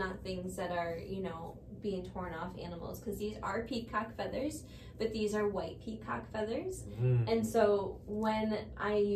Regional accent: United States; we're coming from America

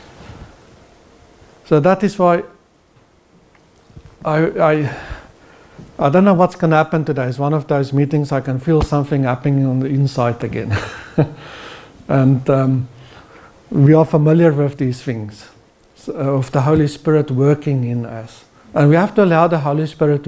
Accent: South Africa; now in Norway; as a South African

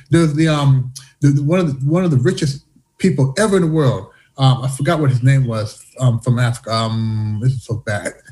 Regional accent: Canada; also born or lived in United States; now in China; Growing up in Canada, growing up in the U.S., being here in China

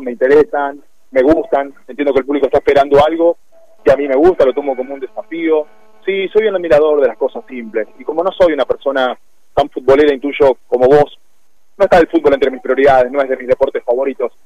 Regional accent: Jovita, Córdoba, Argentina; soy de pueblo, yo soy de Jovita

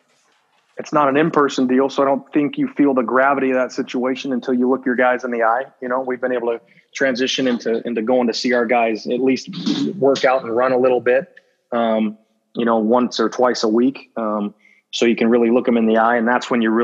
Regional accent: West Coast, United States; now in Los Angeles, United States; growing up on the West Coast

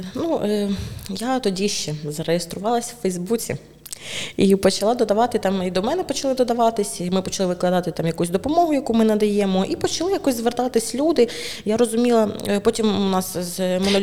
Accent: Druzhkivka, Donetsk Oblast, Ukraine; moved away as an adult; also born or lived in Kyiv; now in Chernivtsi, Ukraine; народилась я в Дружківці, в принципі, свідоме життя, половину свого свідомого життя прожила там

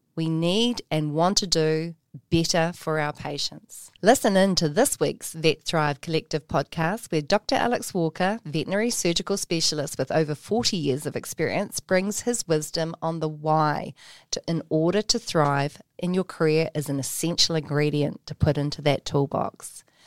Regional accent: New Zealand; as New Zealanders from Aotearoa, we have deep roots to our whenua.

